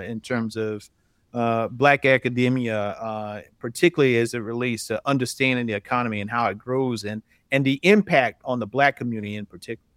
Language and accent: English; South Carolina, United States; I'm from South Carolina originally, still live in South Carolina